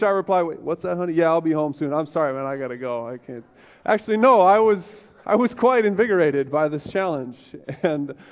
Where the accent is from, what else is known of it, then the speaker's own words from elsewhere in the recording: United States; I'm American